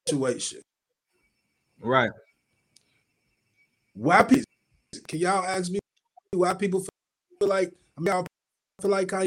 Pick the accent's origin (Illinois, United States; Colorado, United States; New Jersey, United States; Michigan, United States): Illinois, United States; Chicago; I'm from Chicago. I'm behind my town.